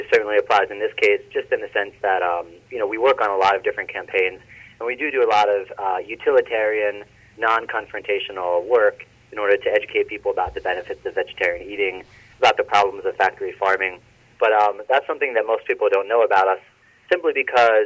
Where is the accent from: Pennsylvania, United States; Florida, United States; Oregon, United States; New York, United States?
Pennsylvania, United States; Philadelphia; I grew up in Northeast Philadelphia